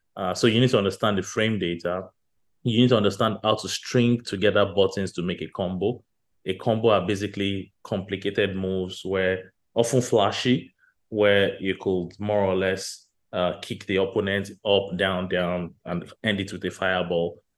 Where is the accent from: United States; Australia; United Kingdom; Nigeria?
Nigeria; growing up in Nigeria